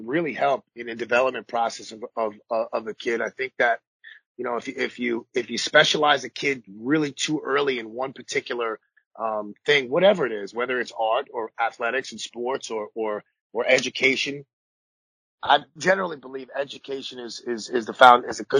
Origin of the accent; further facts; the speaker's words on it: New York City, New York, United States; growing up in Coney Island, I was born in 77